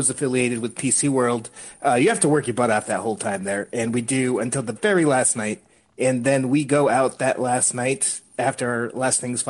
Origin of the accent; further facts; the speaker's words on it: Tampa, Florida, United States; I'm from Tampa